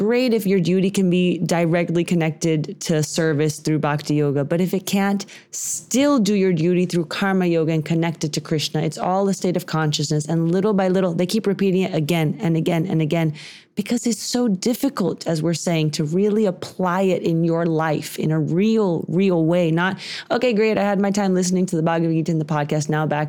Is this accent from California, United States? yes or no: no; Texas, United States; growing up in Texas